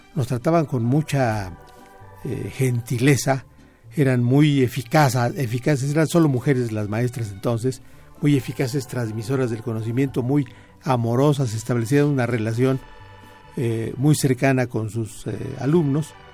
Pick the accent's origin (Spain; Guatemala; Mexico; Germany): Mexico; Pachuca, Hidalgo; also born or lived in Mineral del Monte; yo crecí en Pachuca, yo nací en, Mineral del Monte y mi familia se fue rápidamente.